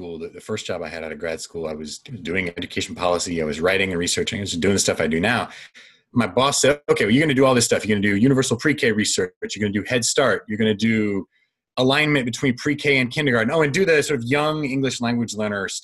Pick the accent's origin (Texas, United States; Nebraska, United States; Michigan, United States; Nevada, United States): Michigan, United States; Kalamazoo; I grew up in Kalamazoo, Michigan, which is a great town and a wonderful place to grow up